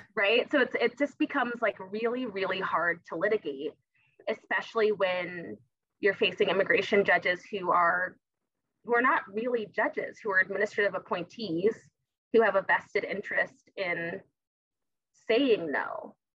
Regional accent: Tucson, Arizona, United States; I'm from Tucson, it's because I'm from the borderlands

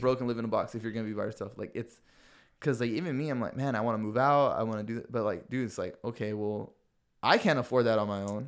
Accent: San Diego, California, United States; we're from San Diego

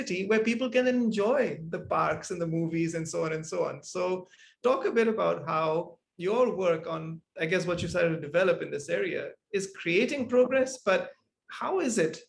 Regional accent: Malaysia; moved away; also born or lived in Singapore; growing up in Malaysia and then in Singapore

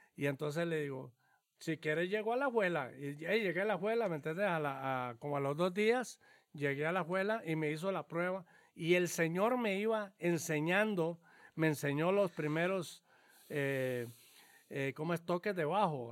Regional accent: Cañas, Guanacaste, Costa Rica; yo soy este em, nativo de Cañas, ¿verdad? Nací en Cañas, Guanacaste

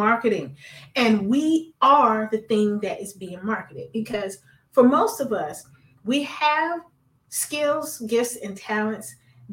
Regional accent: Miami, Florida, United States; I'm a Florida baby. I'm from Miami.

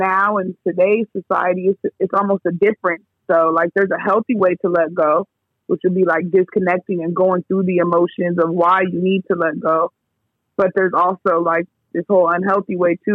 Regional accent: San Diego, California, United States; now in Baltimore, United States; originally from San Diego, currently residing in Baltimore. Forever a West Coast baby

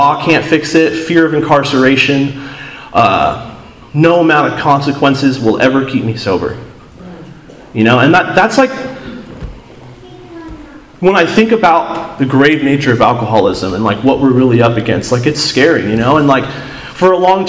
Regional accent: Seattle, Washington, United States; moved away; I'm from Seattle

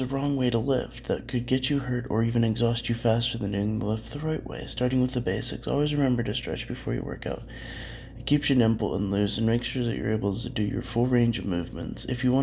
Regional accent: United States; as an American

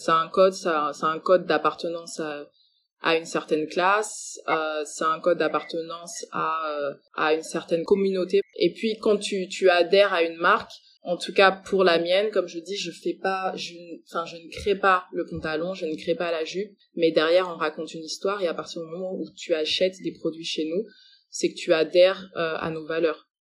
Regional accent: France; also born or lived in Congo (parents' origin); je suis congolaise, mais après, j'ai fait l'école euh, en France

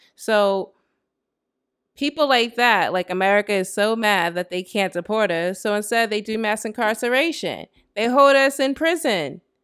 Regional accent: United States

